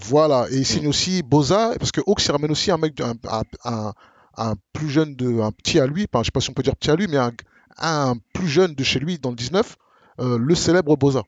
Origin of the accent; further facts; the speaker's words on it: Marne-la-Vallée, Île-de-France, France; nous on vient de Marne-la-Vallée. Moi, à Bamil, on vient de Marne-la-Vallée